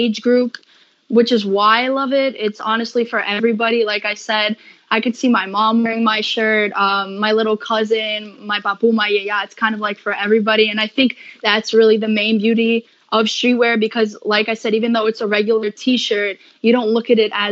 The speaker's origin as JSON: {"language": "English", "region": "New York", "country": "United States", "said": "I'm from New York"}